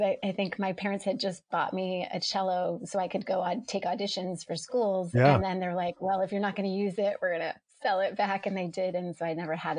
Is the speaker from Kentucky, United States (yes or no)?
no; Foxborough, Massachusetts, United States; moved away as an adult; now in West Hartford, United States; I grew up in Foxborough, Massachusetts